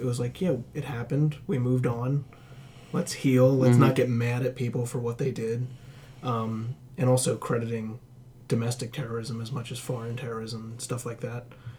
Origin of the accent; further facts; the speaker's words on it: United States; moved away as an adult; now in Australia; But I still felt my own privilege, even just coming in as an American, because all I needed was $5,000 and a college degree.